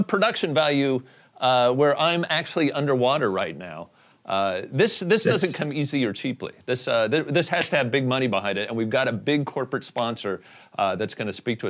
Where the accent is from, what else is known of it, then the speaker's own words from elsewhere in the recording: Indiana, United States; I'm from Indiana